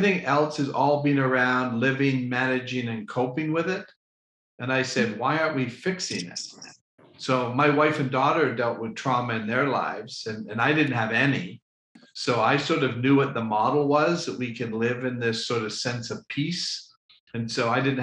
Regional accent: Toronto, Ontario, Canada; now in Florida, United States; I'm originally from Canada.

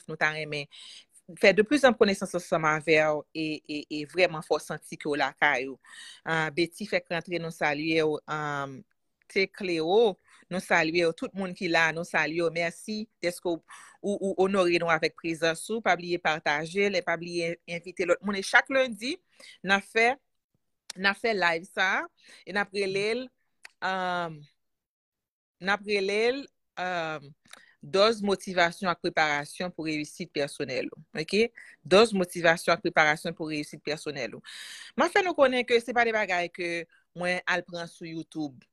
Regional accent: Haiti; born or raised there

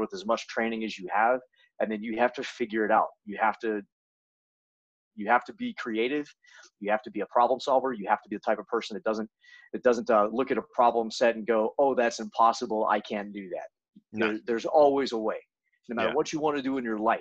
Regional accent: near Charlotte, North Carolina, United States; I grew up in North Carolina, pretty close to Charlotte, North Carolina, which is one of the bigger cities

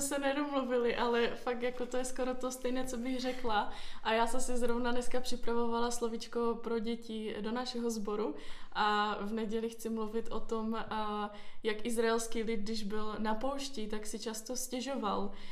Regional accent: Ostrava, Moravian-Silesian Region, Czechia; moved away as an adult; also born or lived in Olomouc; now in Brno, Czechia; jsem se narodila v Olomouci a potom asi, když mě byly dva týdny, tak jsem se přestěhovala do Ostravy. Tam jsem prožila skoro celé své dětství a v 18 jsem se přestěhovala do Brna.

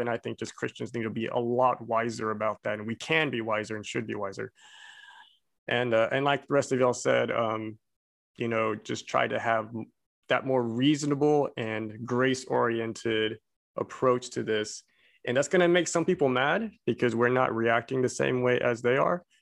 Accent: Abilene, Texas, United States; moved away; I'm Korean, but I grew up in little old Abilene, Texas

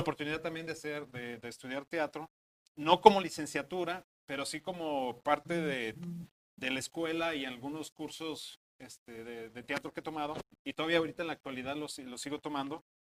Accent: Guadalajara, Jalisco, Mexico; now in Monterrey, Mexico; Yo soy de Guadalajara, no soy, no soy regimontano

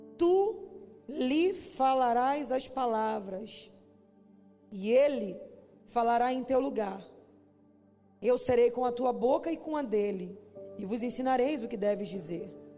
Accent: Duque de Caxias, Rio de Janeiro, Brazil; moved away; lá de Xerém, de onde eu vim.

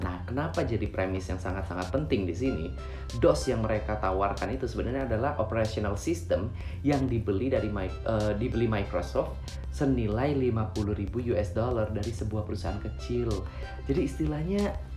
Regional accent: Palembang, South Sumatra, Indonesia; saya tinggal dan besar di kota Palembang. Dari kecil kuliah, sekolah, cari duit juga di kota Palembang.

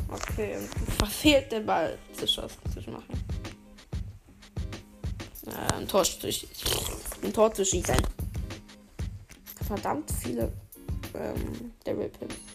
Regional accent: Turkey; Ich als Türke kann das von mir behaupten und nicht als Ironie bezeichnen.

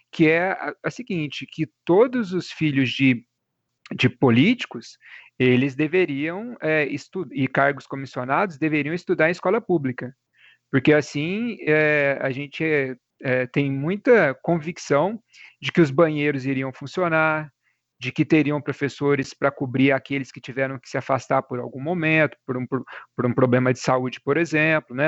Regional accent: Cabo Verde, Minas Gerais, Brazil; Eu sou natural de Cabo Verde, né, que é uma cidadezinha aqui perto

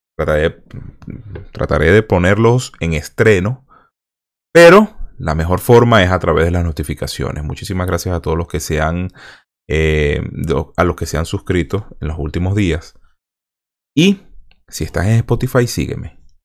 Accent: Venezuela; moved away; venezolanos que salimos de Venezuela

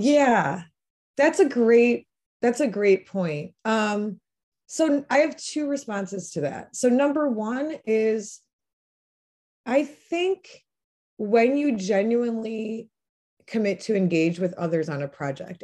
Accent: La Crosse, Wisconsin, United States; moved away as an adult; I'm originally from La Crosse, Wisconsin. I um, am part of a large family on both sides of my family that has been in that region

